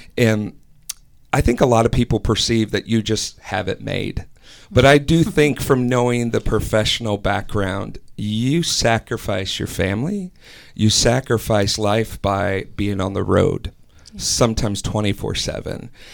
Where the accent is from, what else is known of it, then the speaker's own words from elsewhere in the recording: Wisconsin, United States; now in Ohio, United States; I'm originally from Wisconsin